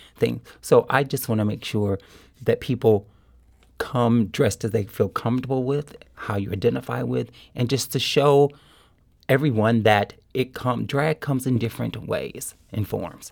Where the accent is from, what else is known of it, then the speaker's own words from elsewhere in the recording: Kansas City, Missouri, United States; moved away as an adult; also born or lived in Springfield, Missouri; now in St. Louis, United States; when I was a little kid growing up in Kansas City